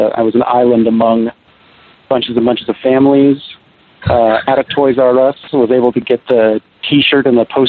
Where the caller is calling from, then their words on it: Seattle, Washington, United States; Seattle, Washington.